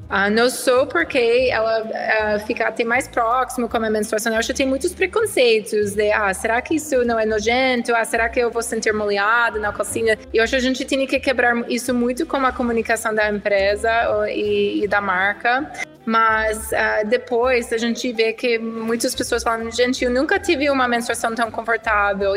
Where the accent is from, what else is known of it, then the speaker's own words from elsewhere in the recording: United States; Portuguese is a second language; moved away as an adult; also born or lived in Switzerland; now in Brazil; eu sou americana sim, eh, eu tenho quase oito anos no Brasil